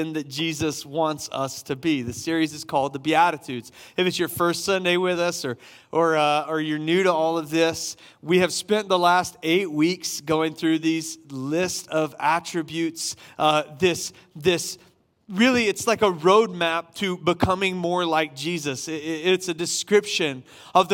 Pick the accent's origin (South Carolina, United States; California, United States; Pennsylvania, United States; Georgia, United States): South Carolina, United States; Summerville; I grew up in Somerville, South Carolina, in a Baptist church